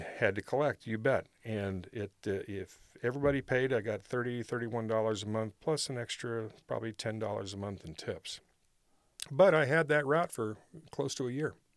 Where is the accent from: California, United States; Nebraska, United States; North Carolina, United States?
California, United States; Rancho Cordova; also born or lived in Milan, Illinois; I spent the majority of my childhood here in Rancho Cordova